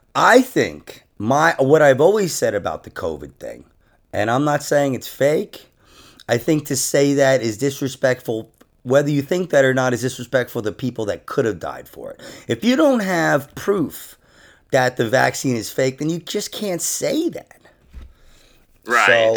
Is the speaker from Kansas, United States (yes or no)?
no; Rockland County, New York, United States; I'm actually from Rockland County, New York